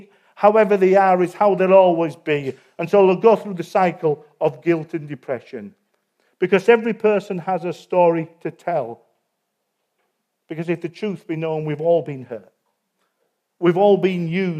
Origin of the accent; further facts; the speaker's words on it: Yorkshire and the Humber, United Kingdom; I'm a Yorkshireman